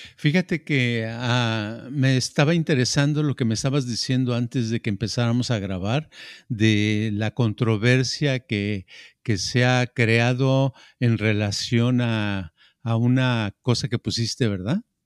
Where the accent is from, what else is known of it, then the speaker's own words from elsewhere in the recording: Mexico City, Mexico; yo crecí crecí en la Ciudad de México y en el barrio donde yo vivía, ¿verdad? Hasta los 12 años en ese barrio